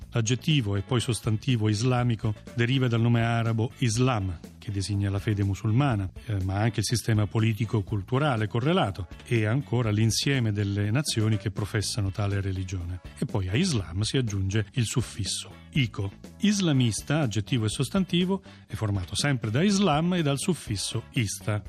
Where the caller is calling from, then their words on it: Tortoreto, Abruzzo, Italy; chiamo da Tortoreto, in provincia di Teramo